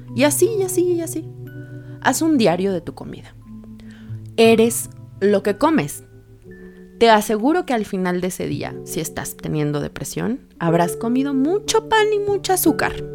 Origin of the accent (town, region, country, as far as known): Mexico